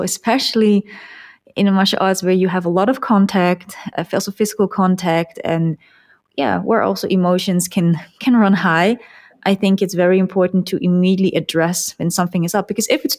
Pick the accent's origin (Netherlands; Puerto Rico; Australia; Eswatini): Netherlands; the Netherlands, like my hometown